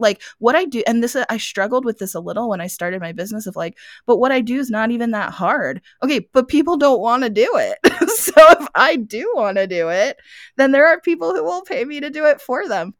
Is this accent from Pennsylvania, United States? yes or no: yes; Gettysburg, Pennsylvania, United States; now in Arizona, United States; I'm from Gettysburg, so I grew up in Gettysburg